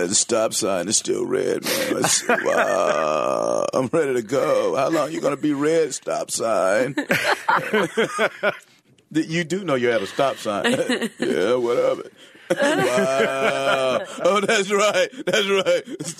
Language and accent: English; Atlanta, Georgia, United States; Here's the thing. I'm on the phone, and I'm from Atlanta, right?